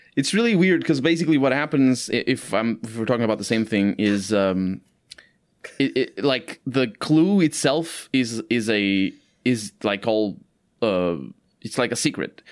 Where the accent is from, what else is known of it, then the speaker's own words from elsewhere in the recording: Portugal; English is a second language; here in Portugal